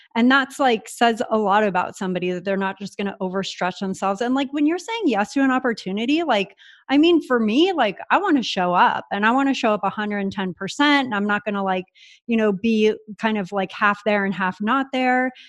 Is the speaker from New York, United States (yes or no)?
no; San Diego, California, United States; moved away as an adult; now in Puerto Rico; I grew up in San Diego